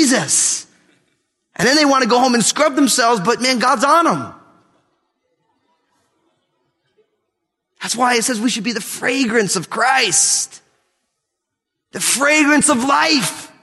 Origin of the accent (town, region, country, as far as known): United States